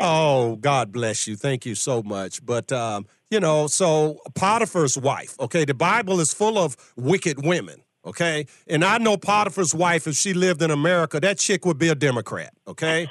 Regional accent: Virginia, United States; my home state of Virginia

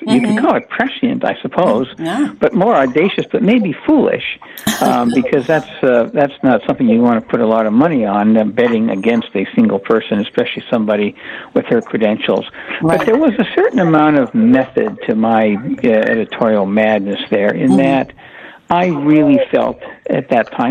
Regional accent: Gig Harbor, Washington, United States; moved away as an adult; also born or lived in Germany; I grew up in Gig Harbor and went to the University of Washington

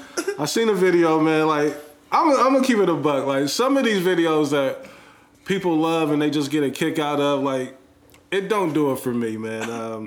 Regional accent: Columbus, Ohio, United States; Columbus, Ohio. Again, born and raised here. I love this place.

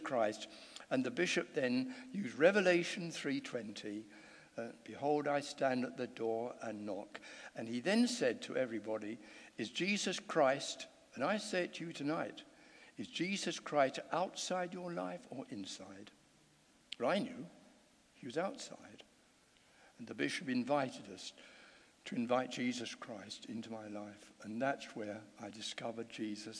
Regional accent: London, United Kingdom; I grew up in southeast London

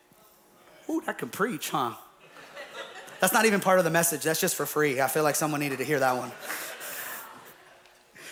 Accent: Whittier, California, United States; I grew up in Whittier

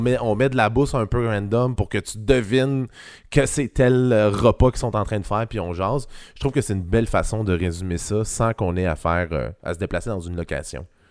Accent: Quebec, Canada; je viens du Saguenay-Lac-Saint-Jean

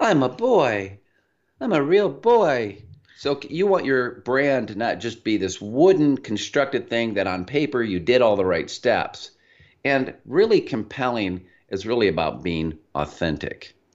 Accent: Michigan, United States; Michigan, where, uh, Liz and I both hail from, you probably can't tell we're from Michigan

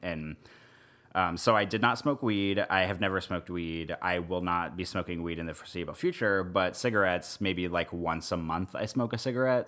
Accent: Missouri, United States; also born or lived in Nebraska; now in New Orleans, United States; where I grew up in Missouri and also in Nebraska

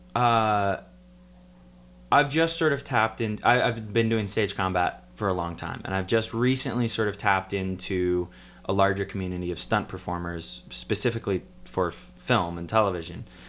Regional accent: Port Townsend, Washington, United States; moved away; my hometown, Port Townsend

